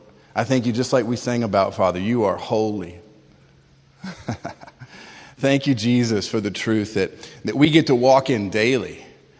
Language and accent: English; Tallahassee, Florida, United States; also born or lived in Springfield, Massachusetts; we moved from Springfield, Mass to Tallahassee, Florida